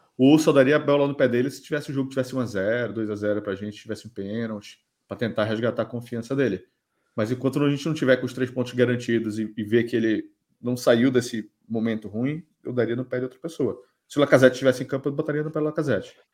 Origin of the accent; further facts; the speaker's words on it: Belém, Pará, Brazil; moved away as an adult; now in Portugal; sou de Belém também